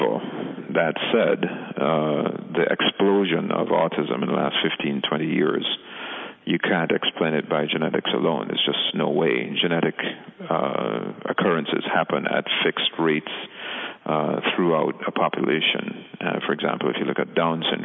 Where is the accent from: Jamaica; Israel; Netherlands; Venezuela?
Jamaica; moved away; We're originally from the Caribbean, from Jamaica